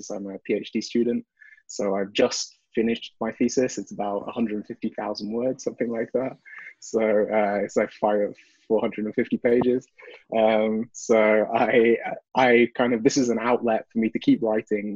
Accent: United Kingdom; moved away as an adult; also born or lived in Bristol; now in Montreal, Canada; I'm British

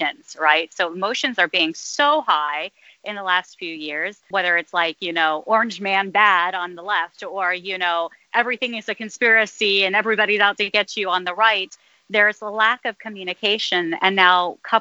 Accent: United States; now in Rome, Italy; I am from the States.

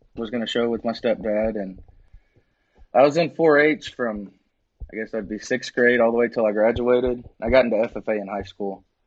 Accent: Needville, Texas, United States; also born or lived in Wharton, Texas / Lubbock, Texas; I was born in Wharton, Wharton. and uh, that's it's real close to Needville

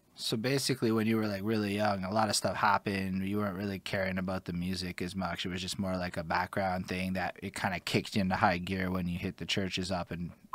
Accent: Montreal, Quebec, Canada; I'm from Montreal

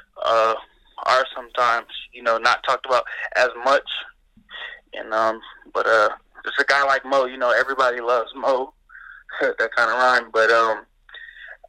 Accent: Los Angeles, California, United States; I grew up in Los Angeles, California, in the Crenshaw area

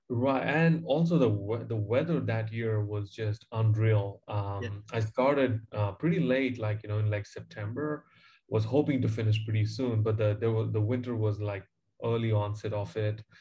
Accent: Chennai, Tamil Nadu, India; moved away as an adult; also born or lived in New Zealand; I grew up in Chennai, uh, in a suburb in South India, and um, yeah, in a very humble beginning.

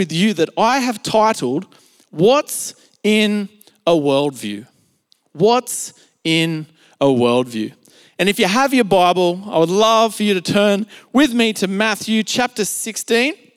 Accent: Australia; accent: Australian; I grew up in Australia and spent pretty much all my life in Australia besides a few short trips here and there overseas. And, you know, as you would expect, I have what you would call an Australian accent or an Aussie accent.

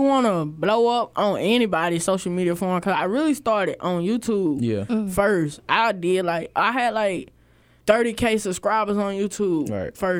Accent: Lancaster, South Carolina, United States; I'm from Lancaster, South Carolina. Well, on the map it's Lancaster, but if you know, you know, it's Lancaster.

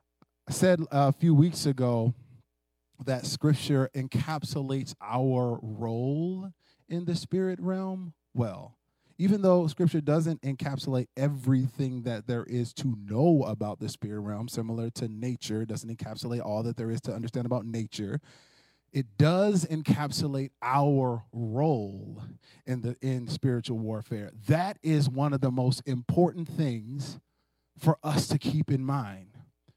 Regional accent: United States; American Christians who like competition

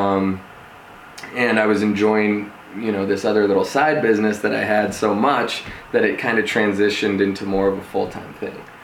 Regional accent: Denver, Colorado, United States; also born or lived in Santa Barbara / Los Angeles; I'm um, born and raised in Denver, Colorado.

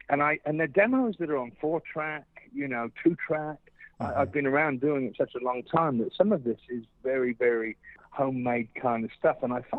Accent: England, United Kingdom; And so as a child growing up in England, I was always enamored by the radio stations

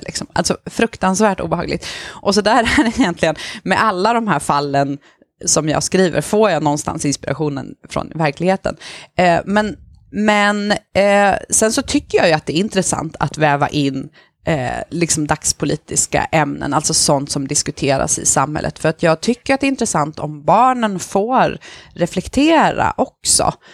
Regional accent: Stockholm, Stockholm County, Sweden; also born or lived in Rosengård, Malmö; now in Malmö, Sweden; själv är jag uppvuxen på eh, Järva i Stockholm, i Kista

